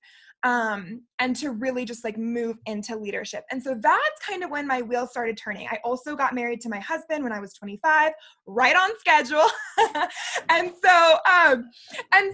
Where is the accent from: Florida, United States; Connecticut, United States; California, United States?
Florida, United States; moved away as an adult; now in Utah, United States; I am a Florida native originally